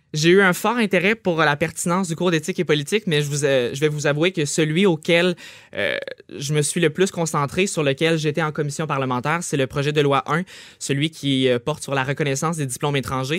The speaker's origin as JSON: {"language": "French", "town": "Trois-Rivières", "region": "Quebec", "country": "Canada", "said": "je viens de Trois-Rivières, Collège La Flèche"}